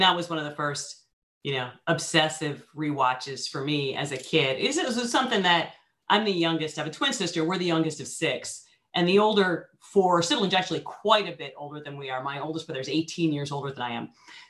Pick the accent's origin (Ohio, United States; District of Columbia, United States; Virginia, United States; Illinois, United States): Ohio, United States; Tiffin; also born or lived in Columbus, Ohio; I'm from Tiffin originally